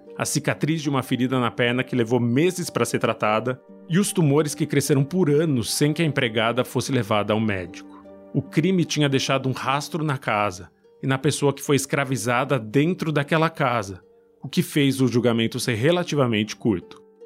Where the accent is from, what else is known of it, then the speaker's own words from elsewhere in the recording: Brazil; sou brasileiro